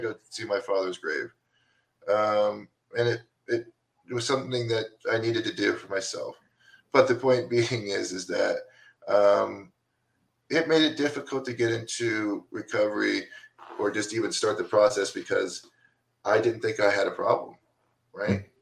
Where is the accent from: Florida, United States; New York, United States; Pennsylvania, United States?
Florida, United States; DeLand; I grew up in Deland, Florida, over by Daytona Beach